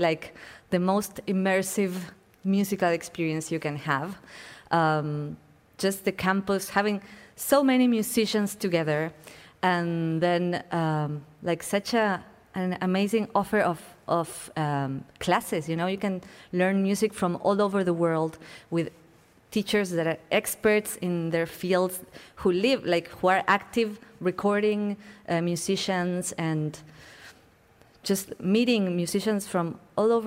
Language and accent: English; Buenos Aires, Argentina; moved away as an adult